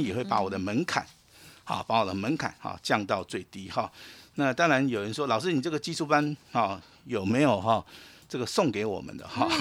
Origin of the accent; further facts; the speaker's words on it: Taiwan; 我们台湾人